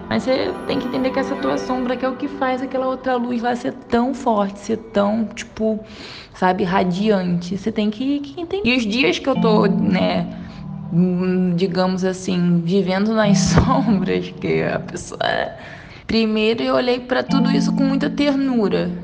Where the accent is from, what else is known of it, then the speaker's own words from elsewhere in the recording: Nova Iguaçu, Rio de Janeiro, Brazil; moved away as an adult; now in Minas Gerais, Brazil; Sou do Rio de Janeiro, carioca. Fui morar em Nova Iguaçu com 5 para 6 anos. Morei até os 22 anos em Nova Iguaçu e agora resido em Minas Gerais